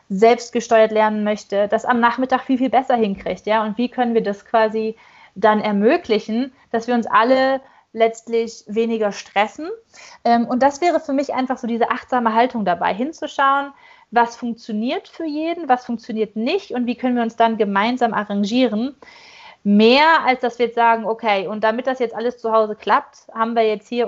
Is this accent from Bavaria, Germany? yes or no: no; North Rhine-Westphalia, Germany; born there; accent: Ruhrpott; dass ich auch gebürtig aus dem Ruhrgebiet komme und für mich ist es einfach auch so ein schönes Heimatgefühl, euch daher quatschen zu hören, so richtig schön frei Schnauze in Ruhrpottart.